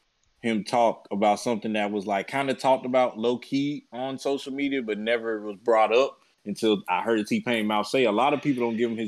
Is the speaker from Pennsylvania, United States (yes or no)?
no; New York, United States; I guess it's because we're from New York. Well, we're from up north